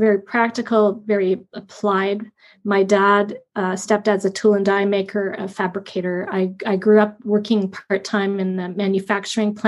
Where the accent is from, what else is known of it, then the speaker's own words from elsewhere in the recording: Fergus, Ontario, Canada; also born or lived in Guelph, Ontario; we moved from Guelph to the country near Laura Fergus, my mom and my stepdad at that point